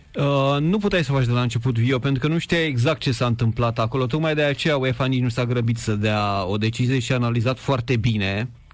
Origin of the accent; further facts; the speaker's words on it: Oltenia, Vâlcea County, Romania; eu sunt oltean, de Vâlcea, noi suntem mai echilibrați, așa mai calm, cu influența ardelenească